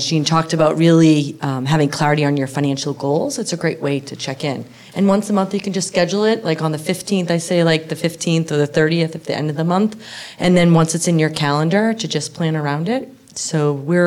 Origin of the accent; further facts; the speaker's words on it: Boston, Massachusetts, United States; I grew up in Boston